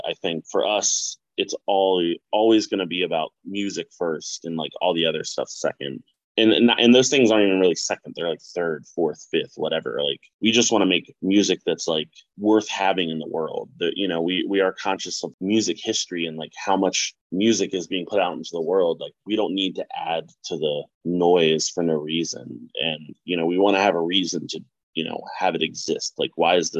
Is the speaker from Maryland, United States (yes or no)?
yes; Baltimore, Maryland, United States; I'm from Baltimore.